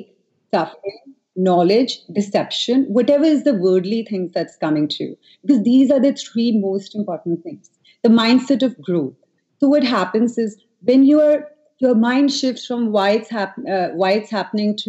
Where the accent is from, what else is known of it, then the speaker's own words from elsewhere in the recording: New Delhi, Delhi, India; I grew up in Delhi